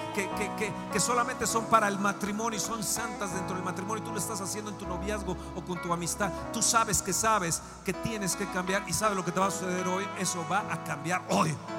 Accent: Mexico; Como mexicanos, como latinos

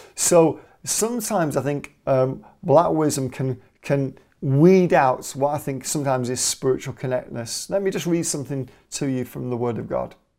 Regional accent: Manchester, North West England, United Kingdom; I'm Mancunian, I'm from Manchester

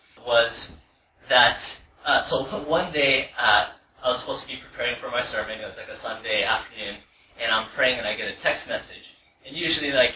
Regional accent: United States; I've been to America my whole life

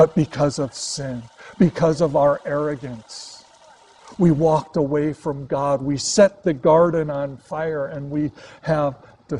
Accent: Chicago, Illinois, United States; moved away as an adult; now in Los Angeles, United States; coming from Chicago, born and raised in Chicago

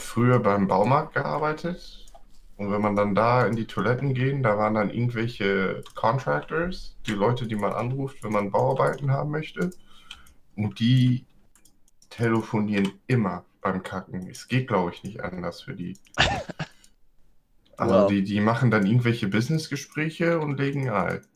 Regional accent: California, United States; accent: Bay Area; moved away; also born or lived in Germany; Hier in der Bay Area ist unser Dialekt quasi, dass wir all die Wörter zusammennuscheln und dann noch extra schnell reden.

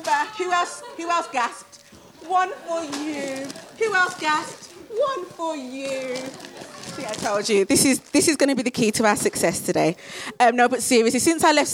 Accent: Birmingham, West Midlands, United Kingdom; I'm from Birmingham

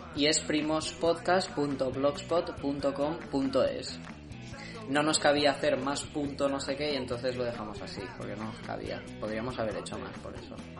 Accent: Montmeló, Catalonia, Spain; mi pueblo está ya no es Cataluña

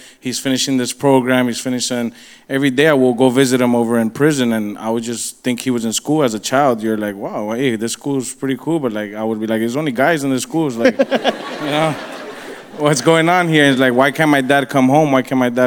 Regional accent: Miami, Florida, United States; I was born and raised here in Miami, Westchester area.

